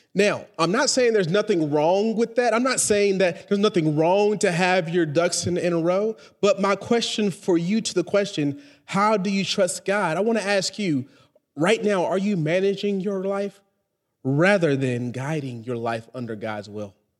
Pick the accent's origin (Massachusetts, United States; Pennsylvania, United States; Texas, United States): Texas, United States; now in Charlotte, United States; I'm, I'm from Texas